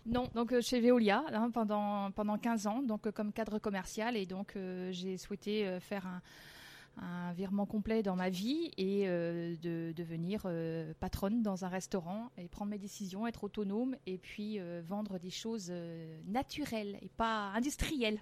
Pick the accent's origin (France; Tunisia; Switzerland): France; je suis née, je suis née en France. Hein. C'est mon papa qui était italien et une maman euh, bretonne, mais je suis née en France